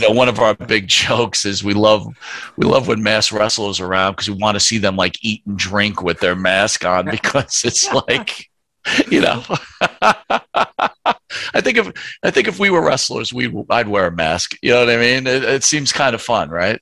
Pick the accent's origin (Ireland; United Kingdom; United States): United States; Northeast; we grew up in the Northeast here